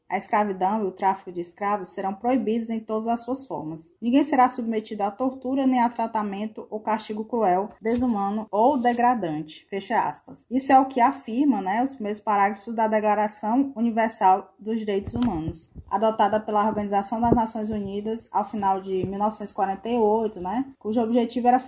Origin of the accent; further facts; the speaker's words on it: Ceará, Brazil; Tu me corrige, bicha, que eu sou cearense.